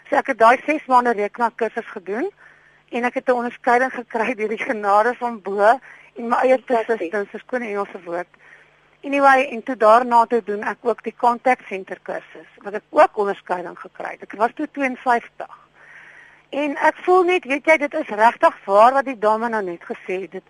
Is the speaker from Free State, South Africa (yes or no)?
yes; Bloemfontein, Free State, South Africa; also born or lived in Port Elizabeth; now in Pretoria, South Africa; Ek is oorspronklik van Bloemfontein en toe in Port Elizabeth gewoon.